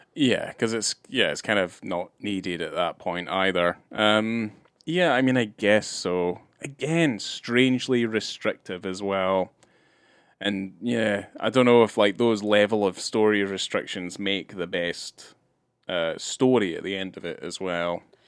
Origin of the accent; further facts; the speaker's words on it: Scotland, United Kingdom; moved away; growing up in Scotland